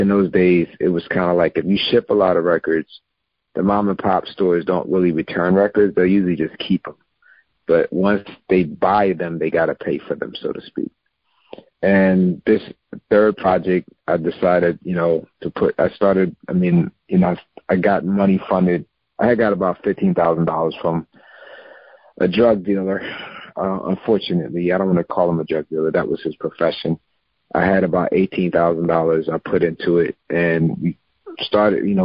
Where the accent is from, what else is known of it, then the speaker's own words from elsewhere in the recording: Philadelphia, Pennsylvania, United States; also born or lived in Sweden / New Jersey; moved to Mount Airy, which is not far from Germantown. And I grew up in Germantown area